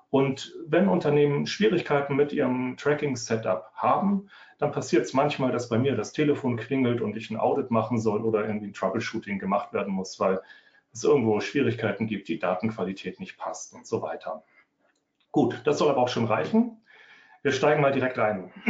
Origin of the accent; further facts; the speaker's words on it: Northern Germany, Germany; Also, ich komme aus dem Norden, ich wohne bei Hamburg